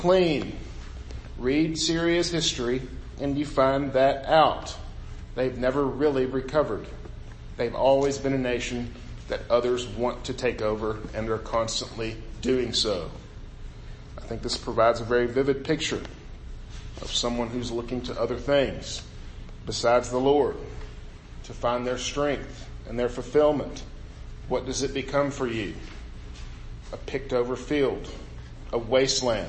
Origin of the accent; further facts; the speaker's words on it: Bootheel of Missouri, United States; growing up in the Boot Hill of Missouri, where you're basically surrounded by fields at all times